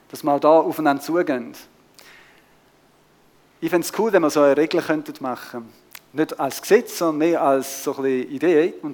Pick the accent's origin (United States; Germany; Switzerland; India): Switzerland; wir kommen aus der Schweiz, leben ein bisschen in der Nachbarschaft